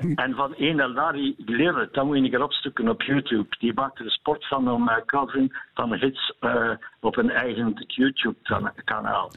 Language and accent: Dutch; Eeklo, Flanders, Belgium; ik van Eeklo ben